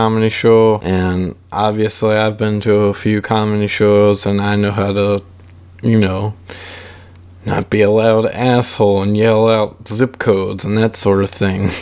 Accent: Baton Rouge, Louisiana, United States; Born and raised in, the Baton Rouge area of Louisiana. I grew up here.

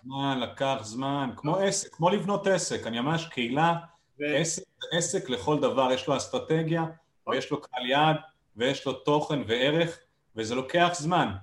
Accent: Israel

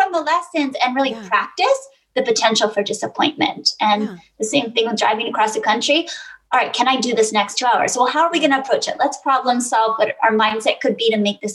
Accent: Boston, Massachusetts, United States; I grew up in Boston

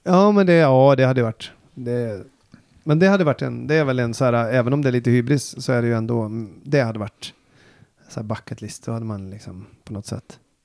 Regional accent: Falköping, Västra Götaland, Sweden; jag är från Falköping

